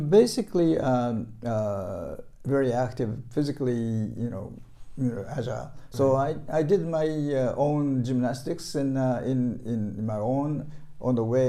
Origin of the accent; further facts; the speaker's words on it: Tokyo, Japan; moved away; I was born in Tokyo, born and raised in Tokyo. So I'm technically, I think, an Edo-ite.